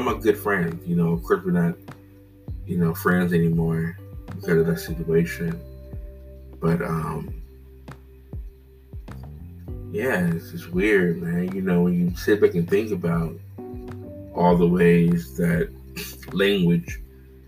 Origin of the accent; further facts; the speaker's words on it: Cincinnati, Ohio, United States; growing up in Cincinnati, Ohio, living in a diverse area, Madisonville